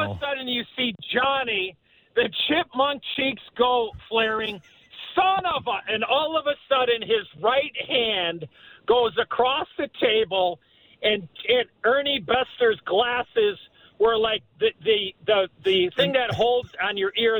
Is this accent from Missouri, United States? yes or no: no; Chicago, Illinois, United States; my hometown sweater, obviously in Chicago